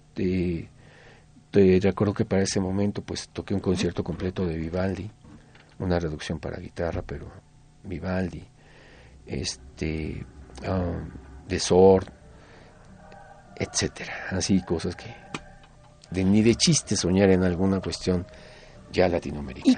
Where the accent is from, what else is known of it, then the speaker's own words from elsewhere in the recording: Mexico City, Mexico; Yo vengo de Tepito, yo vivía en la calle de Vidal Coser